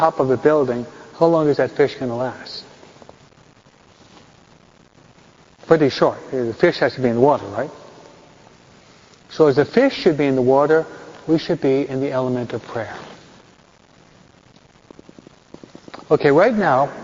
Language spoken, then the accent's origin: English; New York, United States; I'm a New Yorker